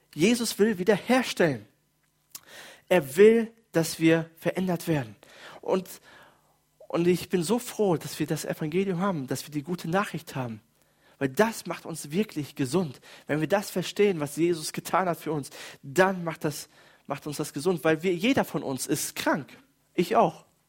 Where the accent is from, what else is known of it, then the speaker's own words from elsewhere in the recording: Germany; bei uns in Deutschland